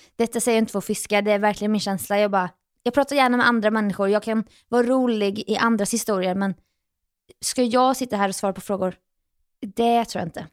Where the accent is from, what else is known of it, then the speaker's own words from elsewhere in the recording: Jönköping, Jönköping County, Sweden; moved away as an adult; now in Stockholm, Sweden; mina egna gamla fotspår hemma i Jönköping